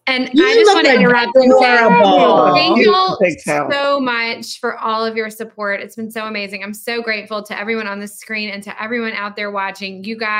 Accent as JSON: {"language": "English", "town": "Salisbury", "region": "North Carolina", "country": "United States", "tie": "born or raised there", "lives_now": "Beaufort, United States", "said": "I'll be in my hometown of Salisbury, North Carolina"}